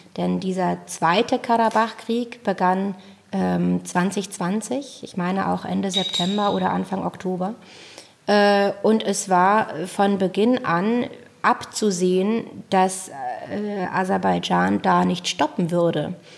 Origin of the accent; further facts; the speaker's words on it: Germany; als Deutsche